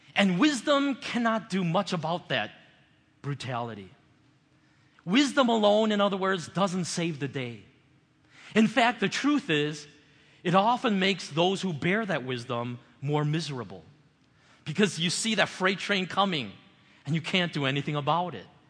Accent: United States; as an American

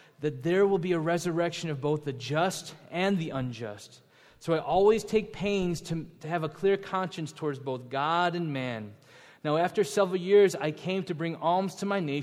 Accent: Buffalo Grove, Illinois, United States; I grew up in Buffalo Grove. I am a suburbanite.

